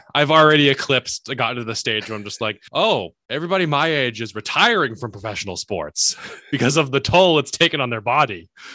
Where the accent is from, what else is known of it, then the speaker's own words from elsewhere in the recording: New Hampshire, United States; moved away as an adult; also born or lived in upstate New York; now in Boston, United States; I'm originally from New Hampshire, so I've been in the Northeast pretty much my entire adult life.